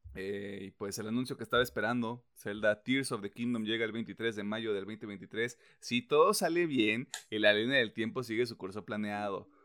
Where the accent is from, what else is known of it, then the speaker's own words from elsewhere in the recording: Mexico; soy mexicano